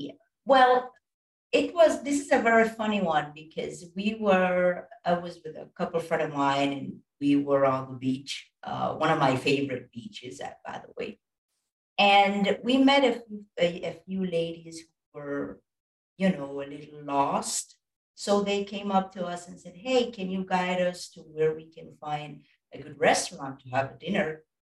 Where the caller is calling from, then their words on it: Costa Rica; And I'm coming from Costa Rica. I'm not sure if you've heard about this wonderful country